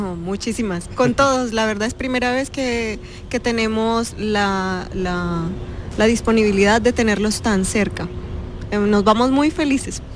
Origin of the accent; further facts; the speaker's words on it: Colombia; now in Abu Dhabi, United Arab Emirates; soy colombiana